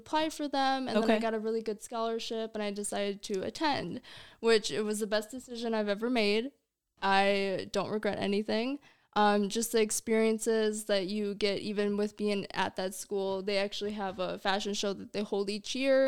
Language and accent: English; Delavan, Wisconsin, United States; also born or lived in Milwaukee, Wisconsin; I'm originally from Delavan